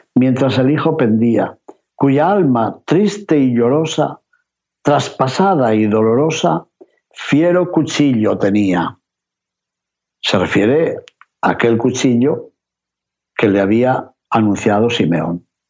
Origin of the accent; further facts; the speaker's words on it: Castile and León, Spain; en mi tierra de León